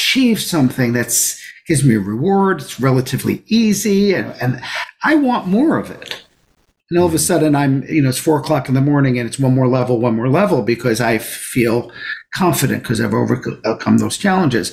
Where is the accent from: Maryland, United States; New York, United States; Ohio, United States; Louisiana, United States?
New York, United States; New York City; I grew up in Brooklyn